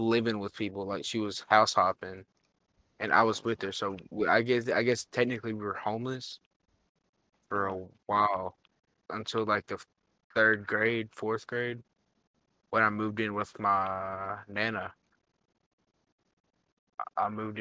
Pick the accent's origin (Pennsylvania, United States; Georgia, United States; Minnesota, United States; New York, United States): Georgia, United States; Savannah; also born or lived in Missouri; I was born in Savannah